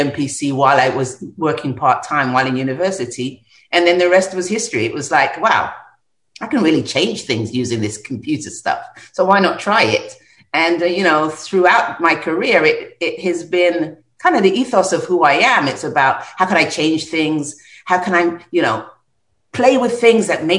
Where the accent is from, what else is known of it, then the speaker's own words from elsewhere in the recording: London, United Kingdom; as a young child, you know, growing up in North London